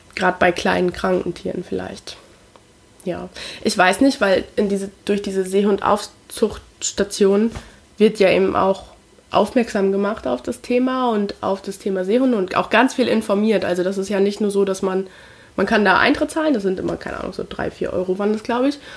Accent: Lower Saxony, Germany; ich bin halt in Niedersachsen groß geworden

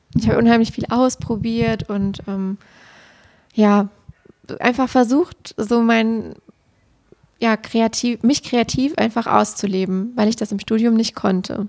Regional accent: Siegen area, North Rhine-Westphalia, Germany; nach dem Abitur in meiner Heimat quasi geblieben, um in Siegen dann Lehramt zu studieren

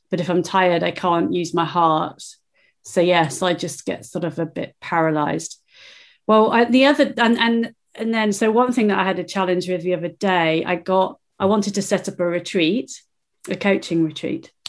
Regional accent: England, United Kingdom; now in Peebles, United Kingdom; physically, I am just south of Edinburgh in a town called Peebles. Um, I've been in Scotland for nearly 30 years. I am English and planning a move back to England permanently, imminently.

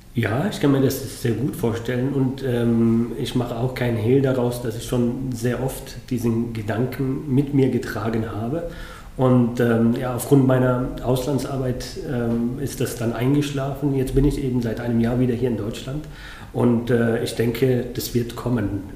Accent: Yemen; now in Munich, Germany; zum Jemen, ähm, meinem Herkunftsland, meinem Geburtsland

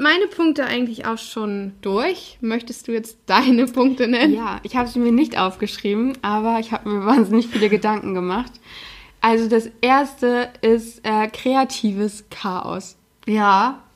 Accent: the North, Northern Germany, Germany; der Norden ist meine Heimat

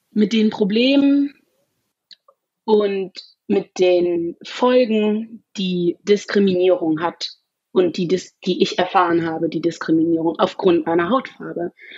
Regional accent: Germany; weil ich mein ganzes Leben in Deutschland gelebt habe, ähm, weil ich hier aufgewachsen bin

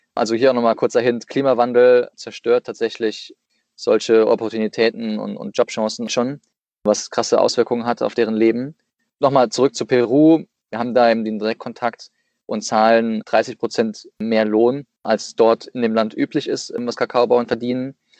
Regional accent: Saarland, Germany; moved away as an adult; also born or lived in Aachen / Dresden; now in Leipzig, Germany; bin geboren im Saarland

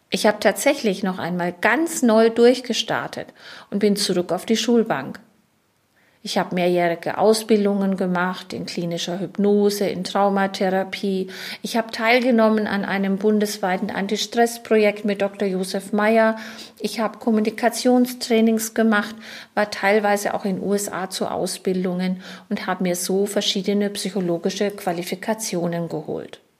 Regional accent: Schweinfurt, Bavaria, Germany; Ich bin in Schweinfurt-Unterfranken geboren und als Kaufmannstochter aufgewachsen. Ich bin verheiratet, wir haben zwei erwachsene Kinder und wir leben und arbeiten in Schweinfurt.

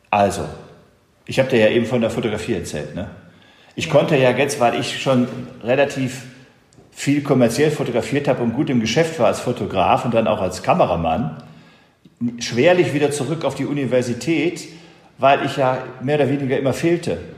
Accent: Essen, North Rhine-Westphalia, Germany; Und ich war natürlich als Junge aus dem Port, ich bin aus Essen

